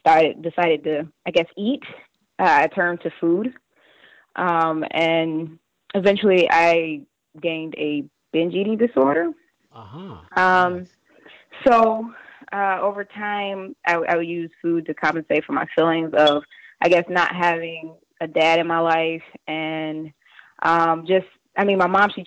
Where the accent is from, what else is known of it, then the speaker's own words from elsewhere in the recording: Detroit, Michigan, United States; now in Warren, United States; I actually grew up in Detroit